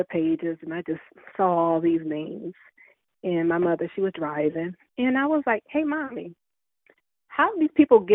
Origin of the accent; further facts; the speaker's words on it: Columbus, Ohio, United States; I grew up in the Linden area here in Columbus, Ohio